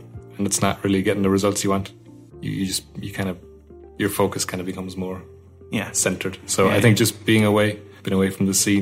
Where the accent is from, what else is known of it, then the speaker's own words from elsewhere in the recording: Kilkenny, Leinster, Ireland; moved away as an adult; also born or lived in Canada / United States; I'm from Kilkenny